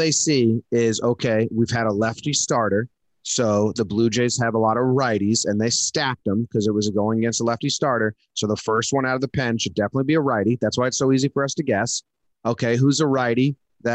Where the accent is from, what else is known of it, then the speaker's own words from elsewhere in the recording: Connecticut, United States; We grew up in Connecticut.